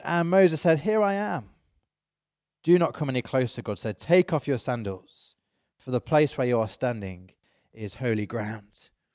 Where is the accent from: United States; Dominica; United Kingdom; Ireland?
United Kingdom; I am British.